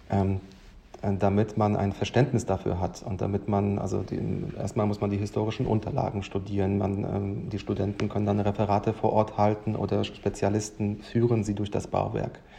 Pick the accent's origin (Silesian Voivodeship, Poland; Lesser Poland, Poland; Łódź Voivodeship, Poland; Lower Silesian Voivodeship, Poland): Łódź Voivodeship, Poland; Lodz; born there; Ich bin ja gebürtiger Pole aus Lodz